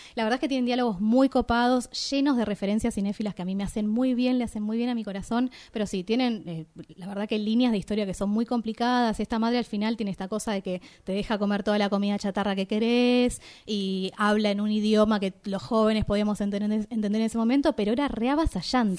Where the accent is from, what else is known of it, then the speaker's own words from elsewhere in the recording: Argentina; como mujeres argentinas